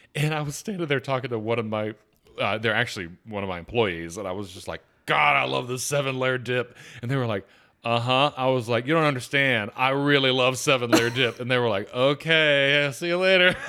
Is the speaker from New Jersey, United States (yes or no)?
no; Atlanta, Georgia, United States; I grew up in Atlanta